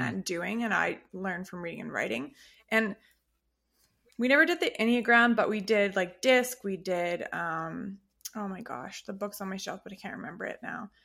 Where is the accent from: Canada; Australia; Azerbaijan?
Canada; we're so Canadian